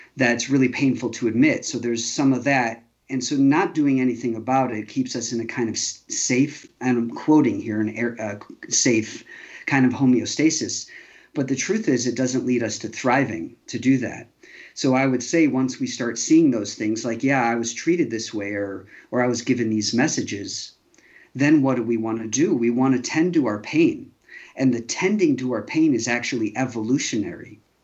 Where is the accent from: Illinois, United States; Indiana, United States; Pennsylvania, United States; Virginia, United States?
Illinois, United States; Chicago; I grew up fairly safe in Chicago